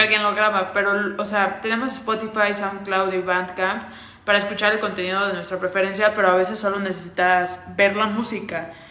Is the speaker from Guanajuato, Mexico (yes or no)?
no; Veracruz, Mexico; en mi tierra veracruzana